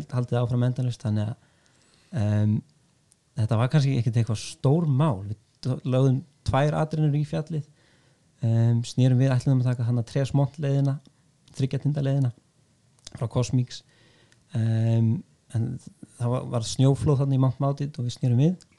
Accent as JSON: {"language": "Icelandic", "town": "Vestmannaeyjar", "region": "Southern Region", "country": "Iceland", "tie": "born or raised there", "said": "Ég er fættur uppalinn í Vespunni"}